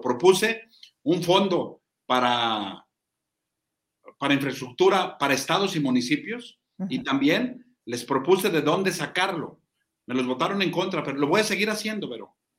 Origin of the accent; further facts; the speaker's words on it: Zacatecas, Mexico; nosotros somos un Estado predominantemente ganadero